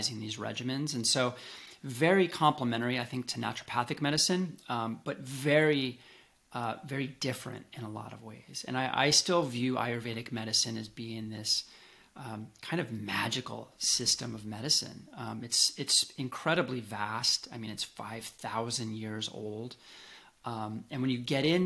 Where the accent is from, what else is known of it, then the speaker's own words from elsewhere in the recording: Colorado, United States; moved away as an adult; also born or lived in Seattle; I grew up in Colorado in some of the earliest health food stores in the nation